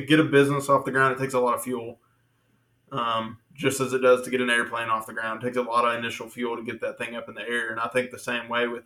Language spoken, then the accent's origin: English; Little Rock, Arkansas, United States; also born or lived in Denver, Colorado; now in Greenbrier, United States; I'm not even from Greenbrier, from Little Rock